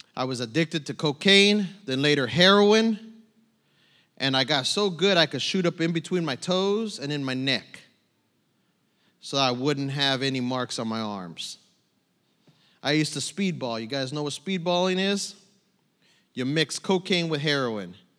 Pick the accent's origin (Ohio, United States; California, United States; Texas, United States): California, United States; San Bernardino; moved away as an adult; also born or lived in Tucson, Arizona; now in New Braunfels, United States; I, I was born in Tucson. I was raised in San Bernardino, California